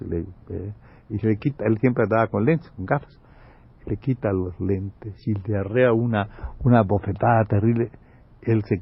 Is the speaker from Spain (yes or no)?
yes; Málaga, Andalusia, Spain; Yo estoy hablando con este que sí es español y que lo ...vamos... Este, es mi paisano, somos